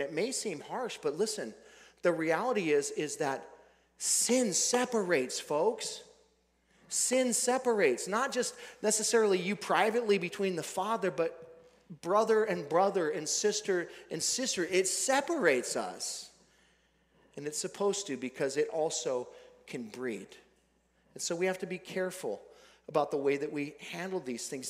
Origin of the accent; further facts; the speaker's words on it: Billings, Montana, United States; Billings, Montana, my hometown